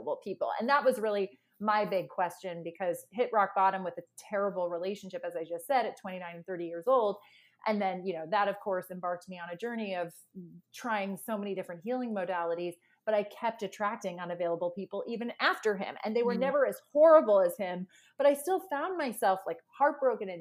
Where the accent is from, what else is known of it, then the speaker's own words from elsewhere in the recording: Ireland; moved away; I'm from Ireland originally